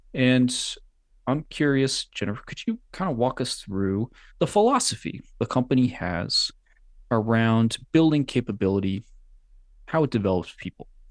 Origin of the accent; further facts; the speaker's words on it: New England, United States; from New England